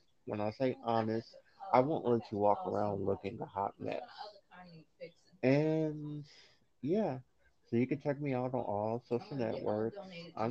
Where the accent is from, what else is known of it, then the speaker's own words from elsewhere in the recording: Los Angeles, California, United States; But anywho, I'm 34 from Los Angeles.